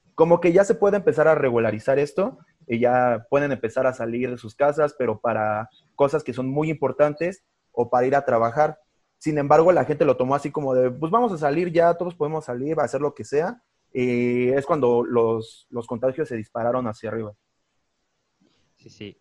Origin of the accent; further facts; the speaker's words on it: Mexico; nuestro país